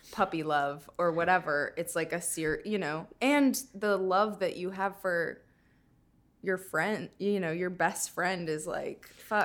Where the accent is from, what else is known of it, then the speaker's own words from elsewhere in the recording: Minnesota, United States; I'm from Minnesota